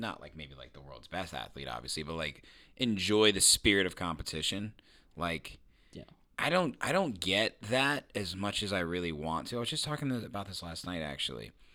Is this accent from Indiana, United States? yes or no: yes; Indiana, United States; I'm from Indiana.